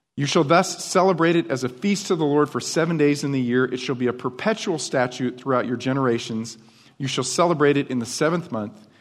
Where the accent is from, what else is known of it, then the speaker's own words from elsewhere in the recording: upstate New York, United States; now in Texas, United States; Where I grew up, in, in, uh, upstate New York